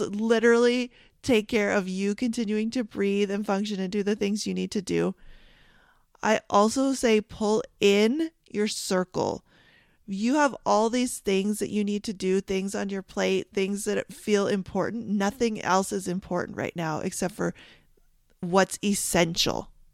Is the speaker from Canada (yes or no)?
yes; Canada; I'm Canadian